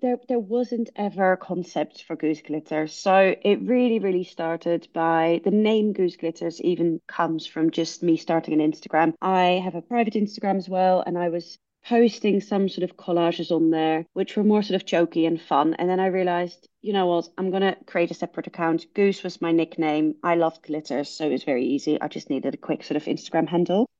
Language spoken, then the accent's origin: English; Netherlands; now in London, United Kingdom; I am from the Netherlands